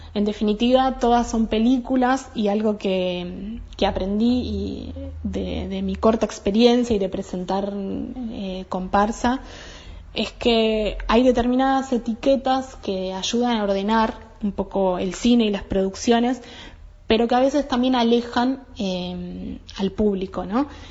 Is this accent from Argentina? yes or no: yes; Maquinchao, Río Negro, Argentina; Yo soy de Maquinchao